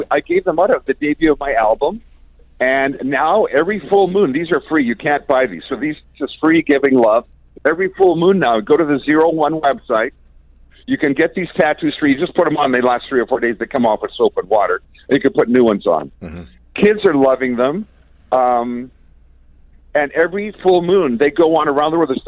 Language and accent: English; Canada; I love being Canadian.